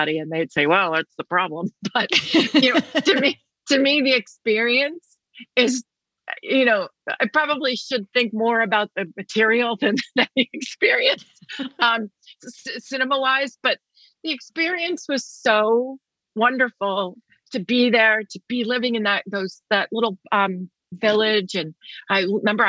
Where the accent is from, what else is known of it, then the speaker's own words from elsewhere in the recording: New York City, New York, United States; born in Manhattan